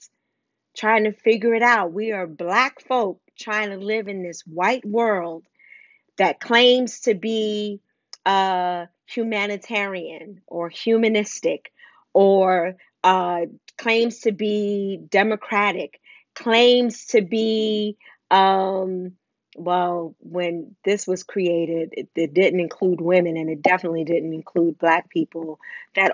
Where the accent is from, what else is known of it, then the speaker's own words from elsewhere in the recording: New York City, New York, United States; I grew up in Wagner Projects.